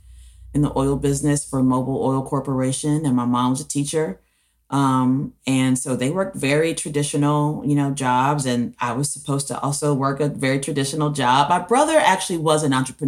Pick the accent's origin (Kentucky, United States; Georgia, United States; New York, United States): Georgia, United States; Decatur; also born or lived in Daytona Beach, Florida; I grew up in Decatur, Georgia, which is a little east of Atlanta